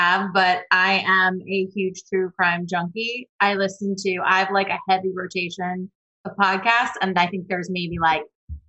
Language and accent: English; Maryland, United States; I'm from Maryland.